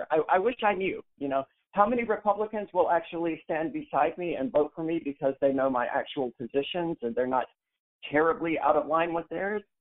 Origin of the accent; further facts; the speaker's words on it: Mississippi, United States; moved away as an adult; now in New Hampshire, United States; I'm not from New Hampshire. No, I'm from Mississippi.